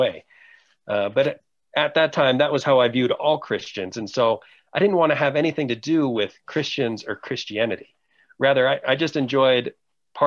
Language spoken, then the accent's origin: English; Wexford, Pennsylvania, United States; moved away as an adult; also born or lived in Quito, Ecuador; I grew up in the North Hills of Pittsburgh, Pennsylvania, in a place called Wexford